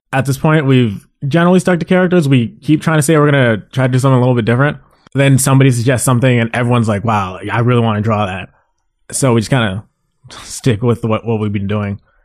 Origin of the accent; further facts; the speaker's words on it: Mississauga, Ontario, Canada; also born or lived in Brampton; I'm from Mississauga, you know, it's right outside Toronto, and be, pretty much lived there almost my entire life